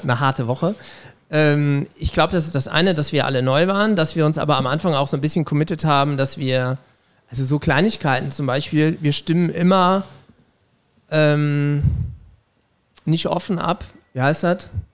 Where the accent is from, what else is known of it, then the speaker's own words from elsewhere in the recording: Vallendar, Rhineland-Palatinate, Germany; moved away as an adult; also born or lived in Saarbrücken / Trier / Bonn / Cologne; now in Saarland, Germany; Ich komme quasi aus Fallendar. Das ist bei Koblenz.